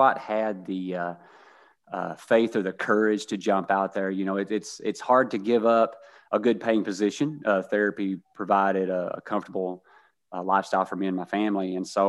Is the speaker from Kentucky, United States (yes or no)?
yes; Kentucky, United States; I grew up very humble in Eastern Kentucky, a coal mining town, not a lot of industry, not a lot of income there, kind of a revolving society.